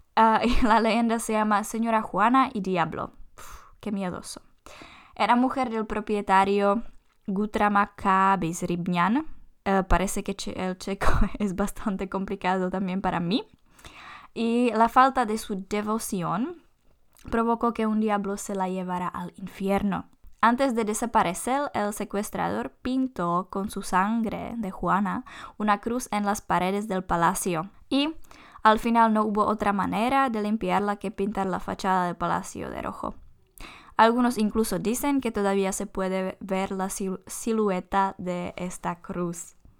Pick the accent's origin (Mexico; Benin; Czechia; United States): Czechia